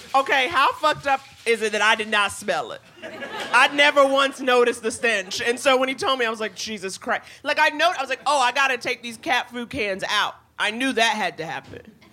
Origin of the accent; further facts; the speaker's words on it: New York, United States; I grew up in New York.